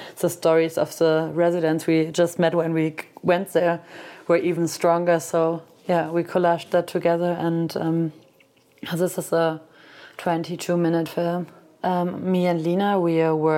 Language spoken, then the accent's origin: English; Cologne, North Rhine-Westphalia, Germany; my hometown, which is Cologne.